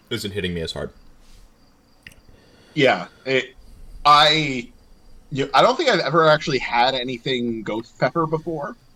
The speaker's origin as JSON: {"language": "English", "town": "Camp Lejeune", "region": "North Carolina", "country": "United States", "tie": "born or raised there", "said": "I'm from a biracial family. Like I grew up in North Carolina, Camp Lejeune."}